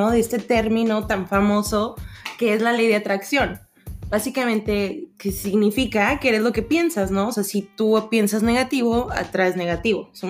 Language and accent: Spanish; Mexico; yo iba a decir parceros, pero yo soy mexicana.